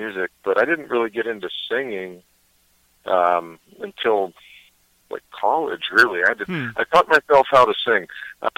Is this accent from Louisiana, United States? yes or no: no; Pittsburgh, Pennsylvania, United States; also born or lived in Los Angeles; I am in Pittsburgh, Pennsylvania, my hometown